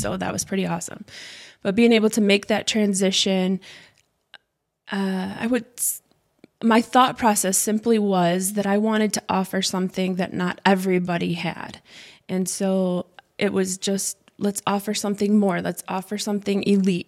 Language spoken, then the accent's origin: English; Bancroft, Michigan, United States; also born or lived in Flint, Michigan / Owosso, Michigan; I was born in Flint, Michigan, raised in Bancroft, and most of my life in Owasso.